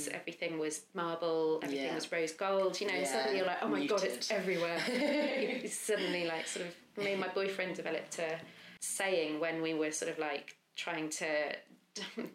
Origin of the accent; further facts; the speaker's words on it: Lowestoft, East of England, United Kingdom; moved away; also born or lived in London; I grew up in a seaside town called Lowestoft